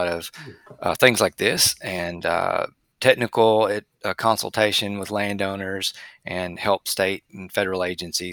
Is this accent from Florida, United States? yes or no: no; Middle Tennessee, United States; moved away as an adult; also born or lived in Mississippi / Utah / Oklahoma; I grew up in Middle Tennessee